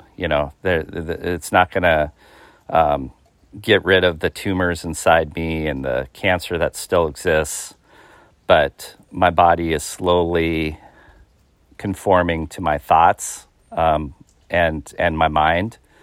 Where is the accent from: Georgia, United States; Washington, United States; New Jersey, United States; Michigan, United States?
Washington, United States; Seattle; I'm from the Washington State area, um, the Seattle, Greater Seattle area